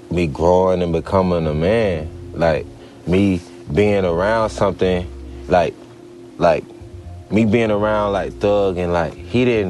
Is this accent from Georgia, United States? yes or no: yes; Atlanta, Georgia, United States; I come from Atlanta, you know, south side of Atlanta